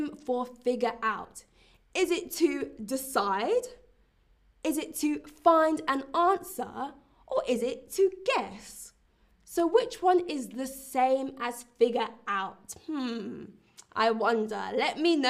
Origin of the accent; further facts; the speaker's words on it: London, United Kingdom; I'm also from London, but I'm currently in Berlin.